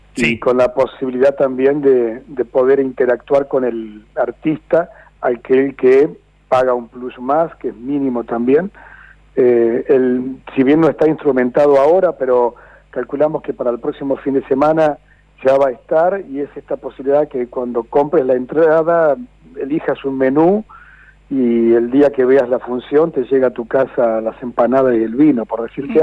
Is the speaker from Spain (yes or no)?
no; Juan Lacaze, Colonia, Uruguay; now in Argentina; aquel entonces donde yo nací, cuando yo nací eran si no me equivoco, 12.000, 10.000 habitantes.